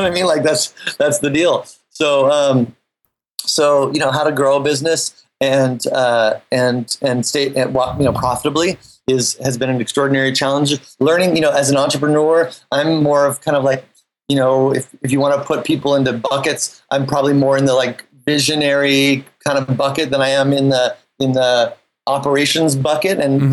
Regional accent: Half Moon Bay, California, United States; moved away as an adult; also born or lived in New York City; I grew up in Half Moon Bay

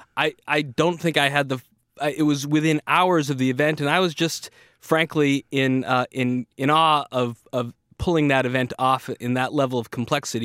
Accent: Boston, Massachusetts, United States; I was a kid growing up in Boston, Massachusetts

